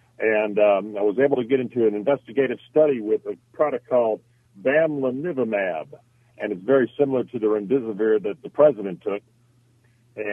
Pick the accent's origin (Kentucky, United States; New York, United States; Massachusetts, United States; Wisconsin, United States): New York, United States; Buffalo; now in North Carolina, United States; I was born in Buffalo, New York, other side of the state.